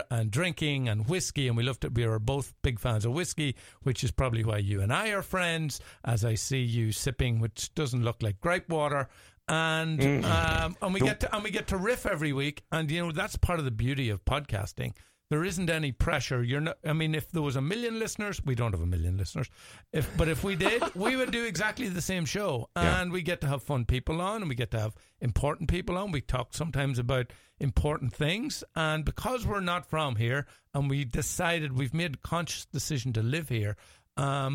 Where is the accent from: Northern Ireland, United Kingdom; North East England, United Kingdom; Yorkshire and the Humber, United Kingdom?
Northern Ireland, United Kingdom; moved away as an adult; also born or lived in London; now in Minnesota, United States; I come straight off the boat from the north, from the north of Ireland in the summer of 99